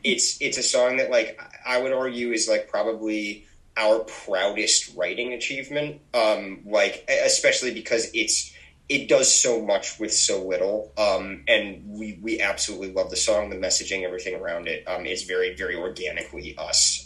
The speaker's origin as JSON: {"language": "English", "town": "Naugatuck", "region": "Connecticut", "country": "United States", "said": "we're from Naugatuck, Connecticut, which is, uh, if you're not aware, a tiny little uh, borough that's attached to Waterbury"}